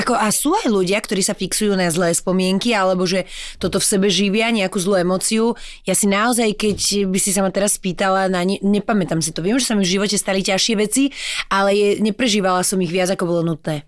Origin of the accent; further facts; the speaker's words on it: Slovakia; also born or lived in Germany; ja som sa narodila v Nemecku, moja sestra už mala 5 rokov a došli sme nazad, keď som mohla mať asi 3-4